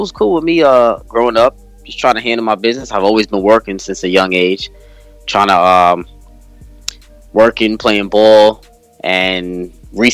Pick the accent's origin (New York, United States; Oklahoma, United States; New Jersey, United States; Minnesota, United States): New York, United States; New York City; I grew up in Brooklyn, New York, Flatbush, Brooklyn, New York. Still live over here. Been here my whole life